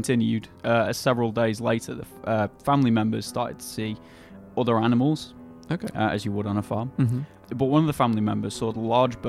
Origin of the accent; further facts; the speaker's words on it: England, United Kingdom; I'm an Englishman.